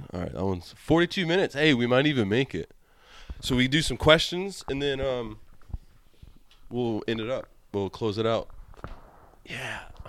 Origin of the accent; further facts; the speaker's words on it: Tulsa, Oklahoma, United States; accent: Southern; now in Portland, United States; Tulsa, Oklahoma, I'll tell you right now.